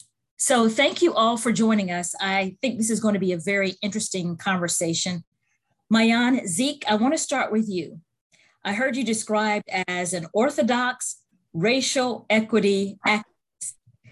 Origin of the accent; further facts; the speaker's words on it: Auburn, Alabama, United States; where I grew up in Auburn, Alabama.